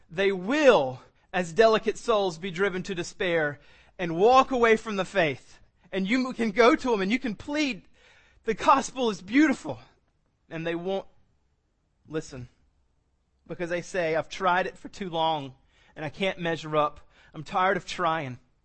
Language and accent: English; South Carolina, United States; I was born in South Carolina. I've been raised in South Carolina.